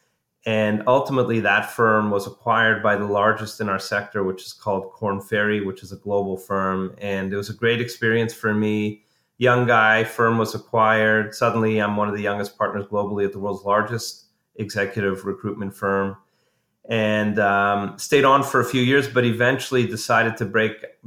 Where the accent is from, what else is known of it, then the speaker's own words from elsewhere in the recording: Montreal, Quebec, Canada; I'm a Canadian by background. I grew up in Montreal